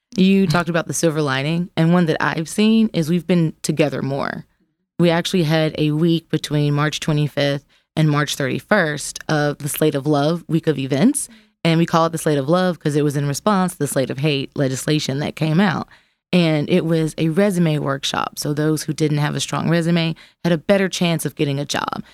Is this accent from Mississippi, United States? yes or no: yes; Jackson, Mississippi, United States; now in Memphis, United States; I'm from Jax, Mississippi, which is a different kind of grit